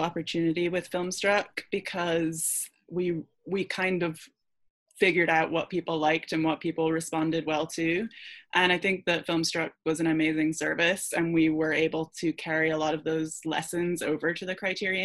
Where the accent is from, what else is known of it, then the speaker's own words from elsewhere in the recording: Scotland, United Kingdom; moved away; I grew up in Scotland